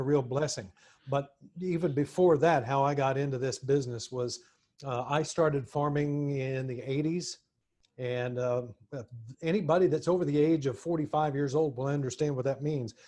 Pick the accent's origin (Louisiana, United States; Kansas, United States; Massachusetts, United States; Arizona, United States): Kansas, United States; Montezuma; now in Nashville, United States; my hometown of Montezuma, Kansas